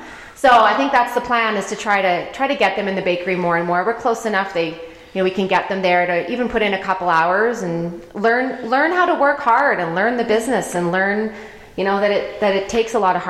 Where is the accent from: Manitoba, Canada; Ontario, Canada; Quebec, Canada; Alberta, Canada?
Alberta, Canada; also born or lived in New Jersey; now in Colorado, United States; I grew up in Alberta, Canada. Mm-hmm. We lived out in New Jersey for a while.